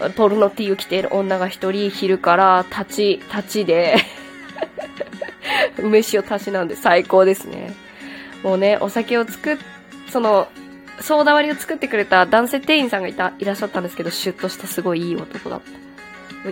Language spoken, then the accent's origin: Japanese; Kyushu, Japan; 九州出身なんで